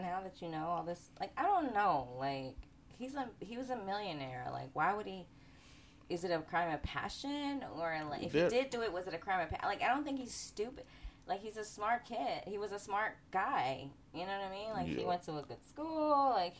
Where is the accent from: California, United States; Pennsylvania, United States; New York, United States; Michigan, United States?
New York, United States; Bronx; I'm from the Bronx. I'm from the South Bronx.